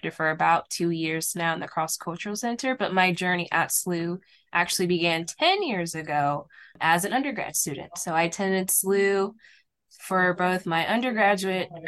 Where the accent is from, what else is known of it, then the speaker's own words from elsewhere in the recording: St. Louis, Missouri, United States; born and raised in St. Louis from a Haitian family background